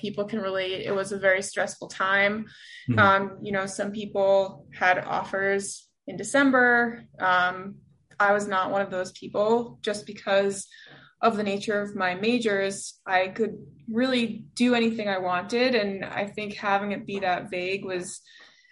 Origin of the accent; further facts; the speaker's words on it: New York City, New York, United States; I am a born and bred New Yorker. I grew up on the Upper West Side of Manhattan